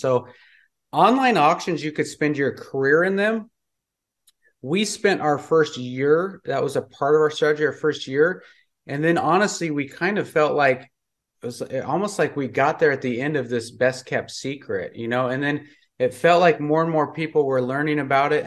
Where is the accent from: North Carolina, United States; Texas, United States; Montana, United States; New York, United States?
Montana, United States; moved away; also born or lived in California; I grew up in Montana, I was living in California